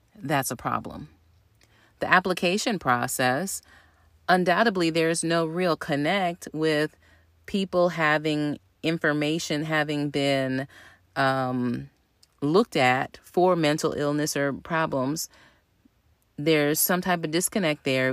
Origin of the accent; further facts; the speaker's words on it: the South, United States; moved away; we're both from the South